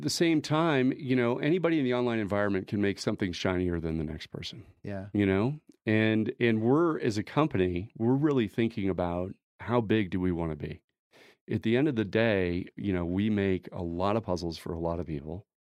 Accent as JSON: {"language": "English", "town": "Denver", "region": "Colorado", "country": "United States", "tie": "born or raised there", "said": "Uh, Colorado is everything for us. I'm a native. I grew up in Denver."}